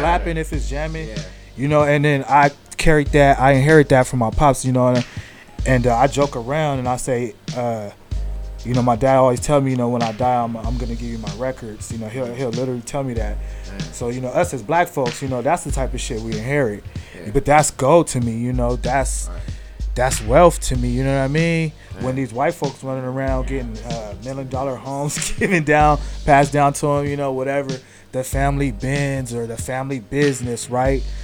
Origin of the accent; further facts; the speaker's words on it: San Diego, California, United States; I'm from San Diego, California, East East San Diego, uh, Southeast San Diego, Spring Valley